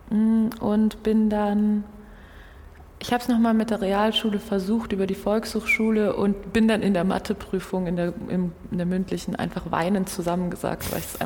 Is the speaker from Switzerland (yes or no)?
no; Brazil; born there; ich bin 94 in Brasilien geboren.